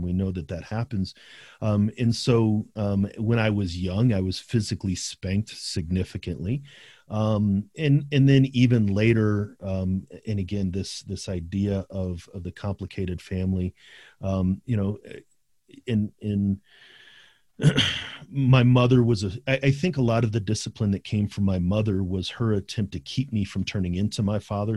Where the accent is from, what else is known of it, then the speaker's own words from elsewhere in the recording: St. Louis, Missouri, United States; also born or lived in South County, St. Louis; we grew up in Saint Louis. We grew up in, in, in central Saint Louis, but then moved to South County.